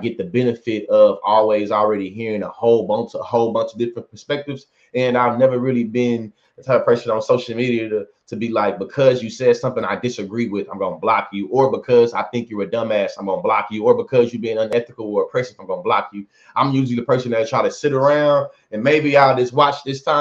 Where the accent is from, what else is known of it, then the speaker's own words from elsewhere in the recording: Bryan, Texas, United States; also born or lived in Oklahoma; born and raised in Bryan, Texas